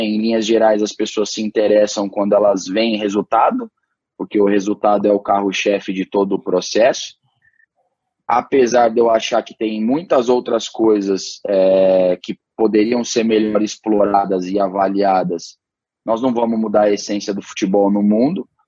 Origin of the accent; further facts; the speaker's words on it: Brazil; eu era brasileiro